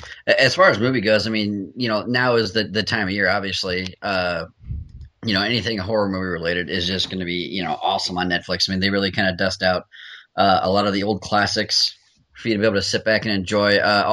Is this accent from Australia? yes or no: no; United Kingdom; much like most TV shows I recommend, being British